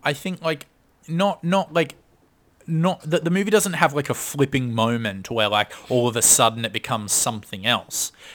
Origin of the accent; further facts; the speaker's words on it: Australia; we're Australian. We don't really have a large Jewish com-, community, so I've only met a couple in my life.